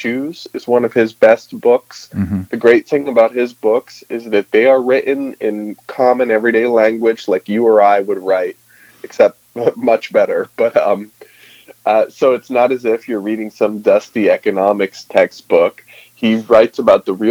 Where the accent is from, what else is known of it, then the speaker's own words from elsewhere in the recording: Massachusetts, United States; moved away; I'm from Massachusetts originally.